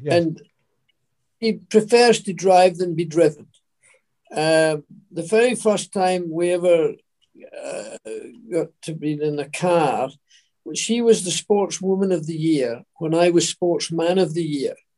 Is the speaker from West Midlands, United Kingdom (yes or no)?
no; Scotland, United Kingdom; moved away; as a Scot, go back there